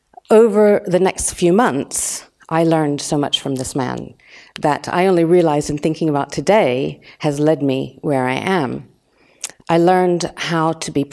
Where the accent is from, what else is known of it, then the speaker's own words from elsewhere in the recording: United States; moved away as an adult; now in London, United Kingdom; I'm American, and I just landed in London about 30, it was actually 31 years ago